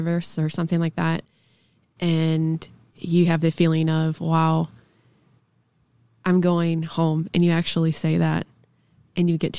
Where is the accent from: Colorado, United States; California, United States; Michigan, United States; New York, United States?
Michigan, United States; moved away as an adult; now in Puerto Rico; we're from Michigan